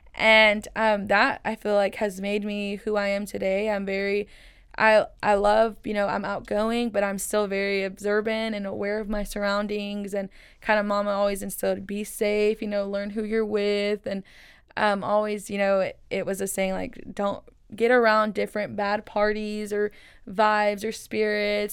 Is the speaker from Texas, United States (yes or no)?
yes; Waco, Texas, United States; first language Spanish; English is a second language; I was born and raised here in Waco, Texas